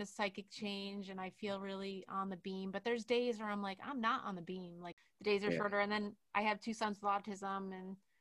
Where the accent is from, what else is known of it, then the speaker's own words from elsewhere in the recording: New Jersey, United States; my home state of New Jersey